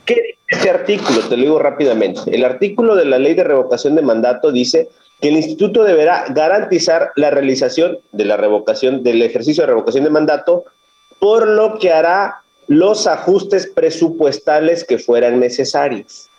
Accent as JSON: {"language": "Spanish", "town": "Minatitlán", "region": "Veracruz", "country": "Mexico", "tie": "born or raised there", "said": "Yo soy originario de aquí, de Veracruz, del sur de Veracruz"}